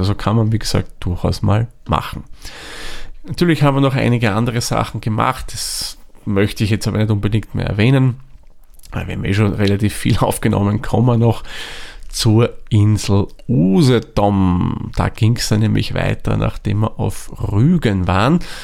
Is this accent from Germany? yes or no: no; Austria; bei uns in Österreich